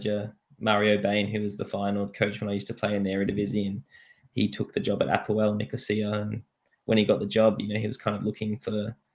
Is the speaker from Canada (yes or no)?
no; Australia; moved away as an adult; also born or lived in Suffolk, England; go back to Australia, play for my hometown